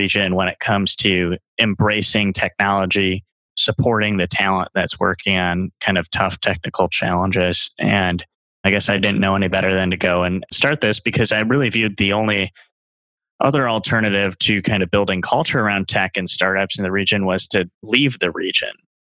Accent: Cedarburg, Wisconsin, United States; I'm from Cedarburg

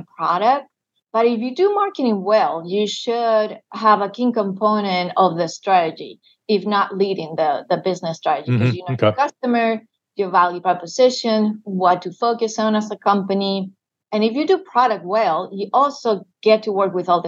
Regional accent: Madrid, Community of Madrid, Spain; moved away as an adult; now in United States; born and raised in Spain

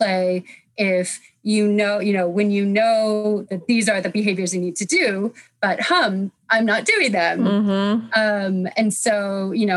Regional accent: United States; moved away as an adult; also born or lived in France; now in United Kingdom; I'm from America originally. I was living in France at the time. So I moved to the UK to do this work

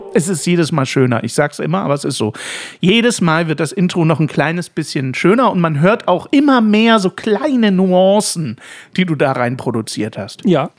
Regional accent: Saxony, Germany; moved away; In der nächsten Staffel geht's in meine Heimat

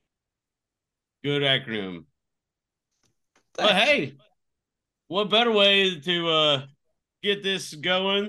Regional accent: the South, United States; I'm from the South

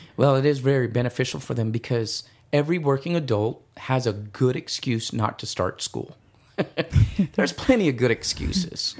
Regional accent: East Valley, Arizona, United States; I'm from the East Valley

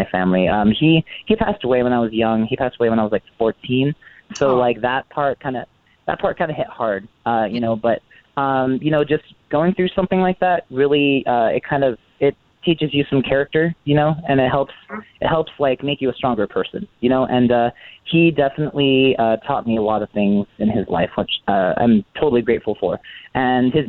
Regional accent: Coachella Valley, California, United States; I am a Coachella Valley native, born and raised. I'm 26 now. Yeah, I've been here my whole life

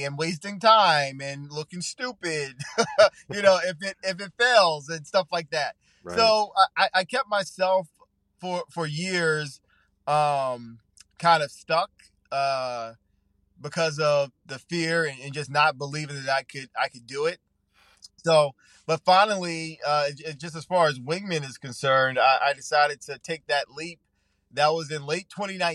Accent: Long Island, New York, United States; moved away as an adult; also born or lived in Atlanta; I'm born and raised on Long Island, on the South Shore of Long Island.

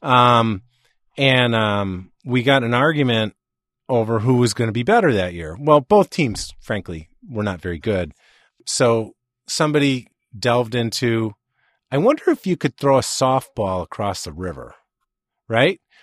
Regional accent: Chicago, Illinois, United States; I'm from Chicago

